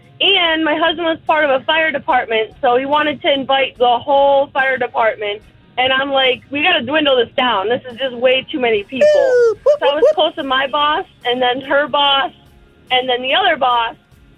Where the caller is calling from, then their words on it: Lake Hamilton, United States; from Lake Hamilton.